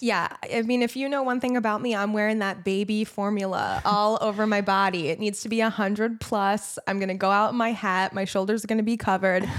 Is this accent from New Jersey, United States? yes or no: yes; New Jersey, United States; I'm from New Jersey